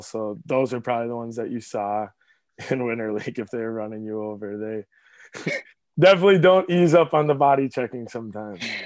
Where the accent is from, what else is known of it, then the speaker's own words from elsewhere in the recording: Monticello, Minnesota, United States; I grew up in Monticello